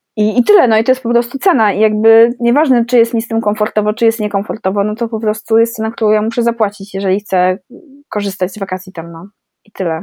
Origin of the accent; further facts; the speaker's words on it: Poland; jestem urodzona w Polsce